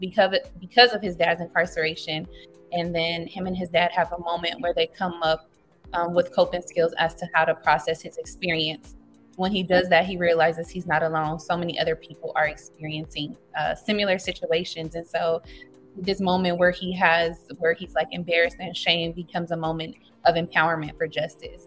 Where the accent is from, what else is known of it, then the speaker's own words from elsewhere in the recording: Los Angeles, California, United States; Born and raised in Los Angeles. So I'm a native to the community I serve.